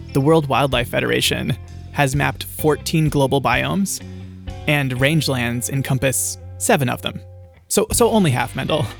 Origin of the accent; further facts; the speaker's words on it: California, United States; in my experience of growing up in California, every afternoon, like clockwork, two items emerge from the pantry a bottle of wine and some cheese.